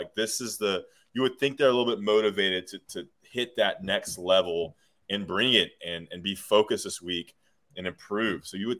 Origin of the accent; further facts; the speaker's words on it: Greensboro, North Carolina, United States; Born and raised in Greensboro, you know, well connected in the Gate City.